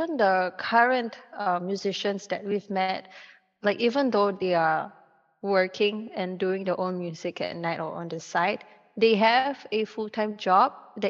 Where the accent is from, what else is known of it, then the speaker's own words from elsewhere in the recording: Singapore; As a Singaporean, we are slave to CPF.